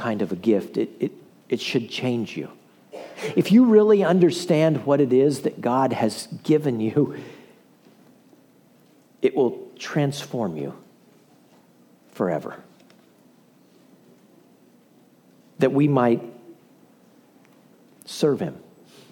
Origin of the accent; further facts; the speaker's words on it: the middle of Iowa, United States; now in Crowley, United States; When I was a kid, guys, we grew up in the middle of Iowa